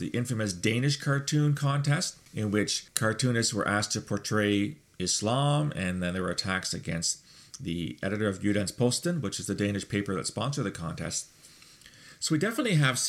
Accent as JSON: {"language": "English", "country": "Canada", "said": "I'm a Canadian."}